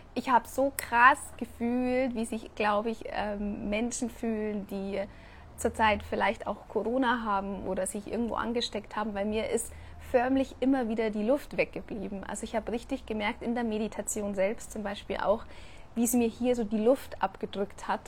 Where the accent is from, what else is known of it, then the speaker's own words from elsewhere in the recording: Germany; moved away as an adult; now in Mexico; man meldet sich von einem Land ab, das einfach 32 Jahre meine Heimat war